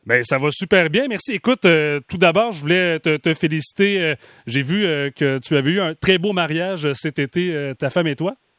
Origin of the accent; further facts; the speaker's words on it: Mauricie, Quebec, Canada; ma région natale, la Mauricie